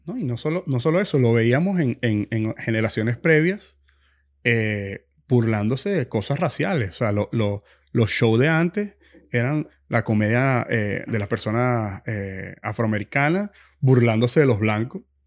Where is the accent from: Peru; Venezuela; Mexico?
Venezuela; moved away; viniendo de Venezuela